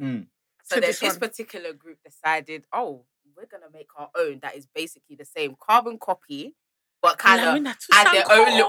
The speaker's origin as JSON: {"language": "English", "region": "London", "country": "United Kingdom", "said": "I'm from North London, innit?"}